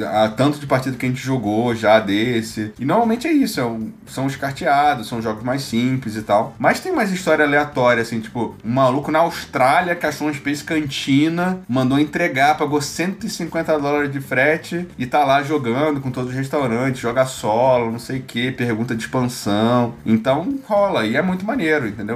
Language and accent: Portuguese; Rio de Janeiro, Brazil; Tijuca é meu bairro no Rio de Janeiro, onde eu nascido e criado, no Tijuquistão